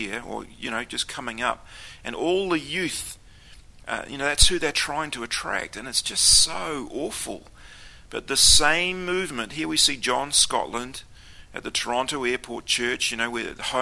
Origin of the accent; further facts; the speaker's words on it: Auckland, New Zealand; I was brought up in the Pentecostal movement. We went to Assembly of God every week, the biggest Assembly of God in Auckland City.